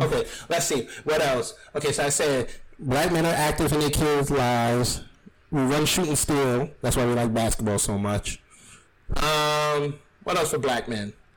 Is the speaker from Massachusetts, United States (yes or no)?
no; New York, United States; I'm from New York